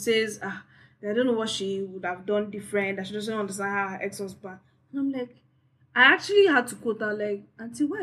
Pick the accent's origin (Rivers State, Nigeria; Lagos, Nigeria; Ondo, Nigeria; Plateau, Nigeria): Rivers State, Nigeria; Port Harcourt; I grew up in Port Harcourt now